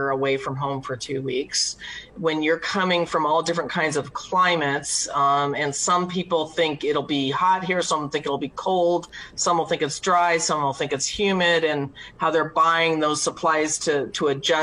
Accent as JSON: {"language": "English", "town": "York", "region": "Nebraska", "country": "United States", "said": "I'm from York, Nebraska"}